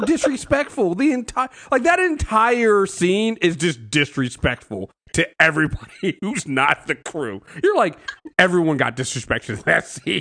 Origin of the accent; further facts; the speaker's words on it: United States; us Americans